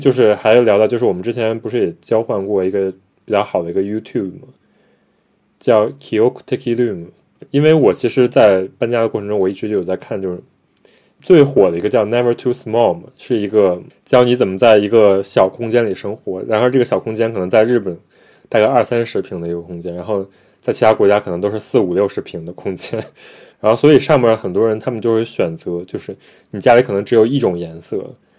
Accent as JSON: {"language": "Chinese", "country": "China", "tie": "born or raised there", "moved": "yes", "lives_now": "Japan", "said": "我们可能从小在中国长大"}